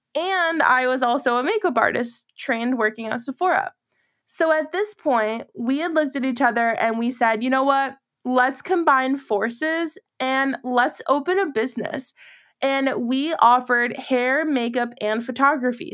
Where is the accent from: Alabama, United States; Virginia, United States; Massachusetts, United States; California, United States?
Massachusetts, United States; now in Charlotte, United States; I'm originally from Massachusetts